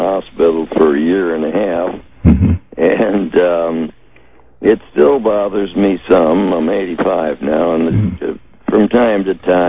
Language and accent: English; Minneapolis, Minnesota, United States; moved away as an adult